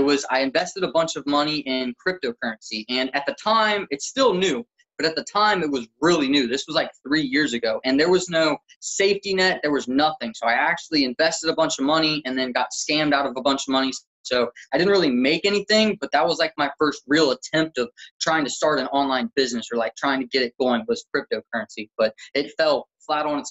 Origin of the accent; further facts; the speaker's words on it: Cincinnati, Ohio, United States; I'm from Cincinnati, Ohio in the United States, and I've been born and raised here in Cincinnati, Ohio